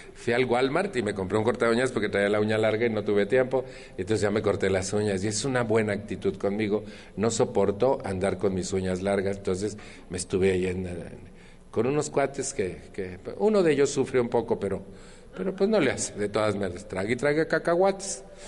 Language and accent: Spanish; Mexico; en mi país